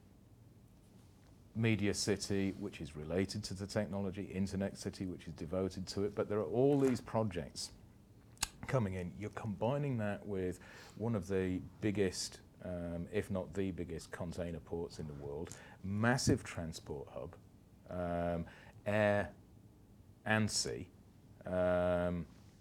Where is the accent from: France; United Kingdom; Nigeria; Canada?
United Kingdom; now in Dubai, United Arab Emirates; I'm a Brit.